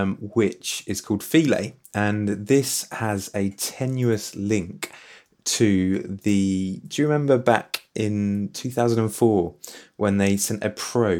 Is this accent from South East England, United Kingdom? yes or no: yes; Worthing, South East England, United Kingdom; I grew up in Worthing, just down the road